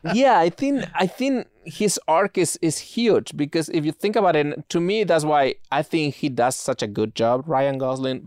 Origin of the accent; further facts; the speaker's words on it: Spain; moved away; growing up in Spain